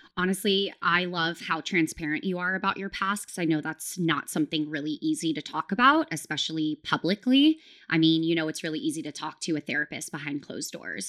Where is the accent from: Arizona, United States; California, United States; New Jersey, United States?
California, United States; near Sacramento, Northern; I grew up in Northern California, very close to Sacramento